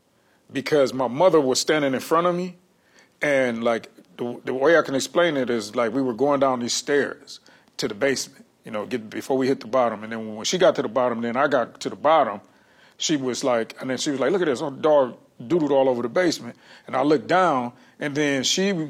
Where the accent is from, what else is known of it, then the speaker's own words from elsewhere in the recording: Detroit, Michigan, United States; I'm from Detroit